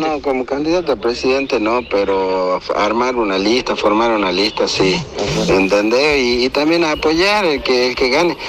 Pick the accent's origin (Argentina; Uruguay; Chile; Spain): Argentina; Villa Cubas, Catamarca; nacimos, nos crecimos acá en Villa Cuba